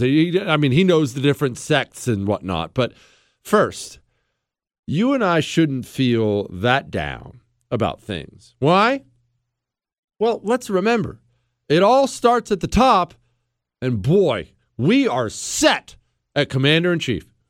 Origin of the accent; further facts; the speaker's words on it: United States; I'm an American.